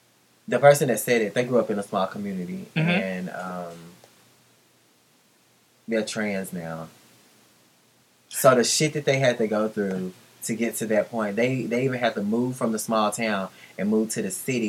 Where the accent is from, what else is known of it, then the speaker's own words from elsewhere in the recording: Baltimore, Maryland, United States; I'm from Baltimore. You know what you needed to do.